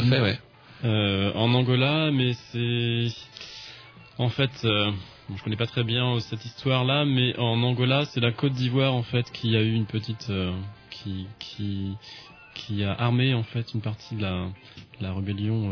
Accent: France; je suis français

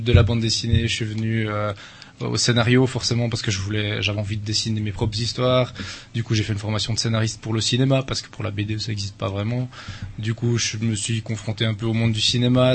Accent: Switzerland; suis originaire de Suisse. Il paraît que ça s'entend un peu

